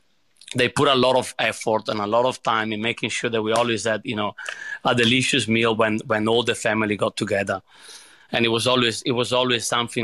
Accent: Padua, Veneto, Italy; born there; English is a second language; So I was born in Padova, which is a small town in the Veneto region, right in the middle between Venice and Verona.

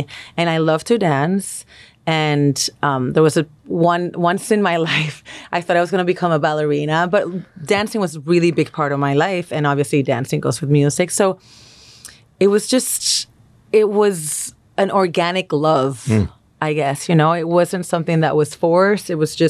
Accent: Puerto Rico; I'm the youngest of three. And I also, you know, growing up in Puerto Rico, geographically, we're in the Caribbean, right?

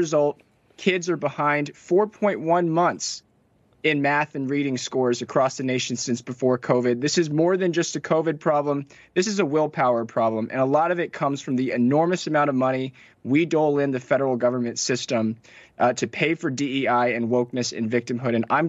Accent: North Carolina, United States; my home state of North Carolina.

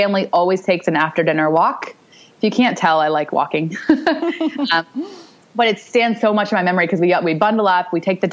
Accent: California, United States; I'm from California

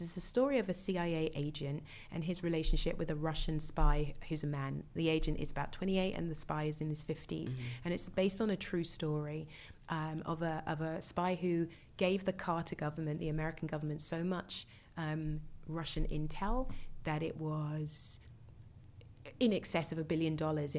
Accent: United Kingdom; being a Brit

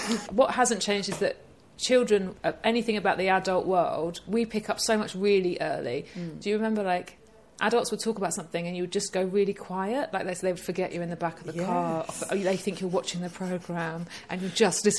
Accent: East of England, United Kingdom; I know, this is, I can say it because I'm from Essex.

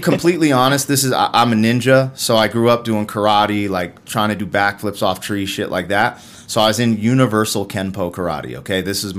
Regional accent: Colorado, United States; also born or lived in Germany / Florida / Albuquerque; But I was born in Germany, and then we came back to the States. My brother was born in Arizona. We lived in Florida. We lived in Albuquerque. Then we went back to Germany. But Colorado was the first place I called home.

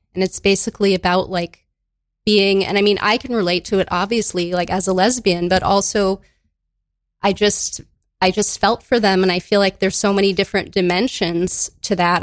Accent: Madison, Wisconsin, United States; now in New York, United States; I grew up in Madison, Wisconsin.

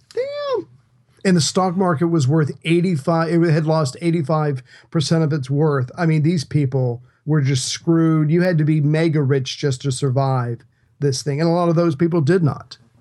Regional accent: United States; I'm an American

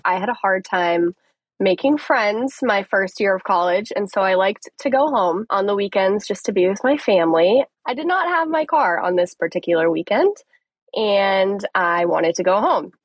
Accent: Colorado, United States; now in Tampa, United States; It's actually where I'm from. I'm from Colorado.

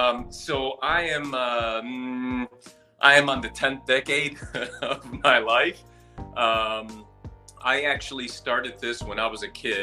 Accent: Puerto Rico; now in Chicago, United States; I'm a Puerto Rican, Chicago-based actor, writer, as well as a director

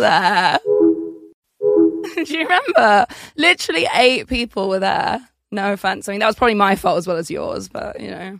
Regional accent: Essex, East of England, United Kingdom; I'm from Essex

